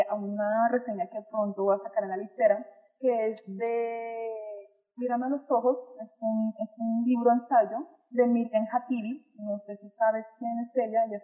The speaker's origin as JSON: {"language": "Spanish", "country": "Colombia", "said": "No, pues yo soy colombiana. Eres colombiana, pero eres blanca. Y yo, Sí."}